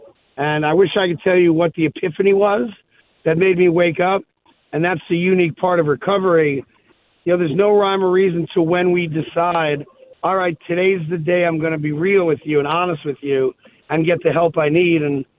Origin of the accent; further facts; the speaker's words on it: New York, United States; I'm a Knicks fan, obviously I'm a New Yorker.